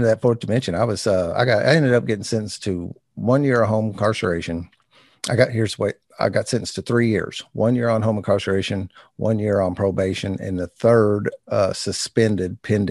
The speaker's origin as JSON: {"language": "English", "town": "New Albany", "region": "Indiana", "country": "United States", "tie": "born or raised there", "said": "New Albany, Indiana, my hometown"}